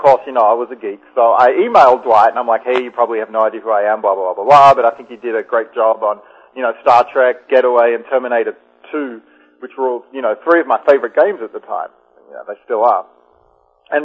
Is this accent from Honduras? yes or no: no; Melbourne, Victoria, Australia; moved away; I grew up in Melbourne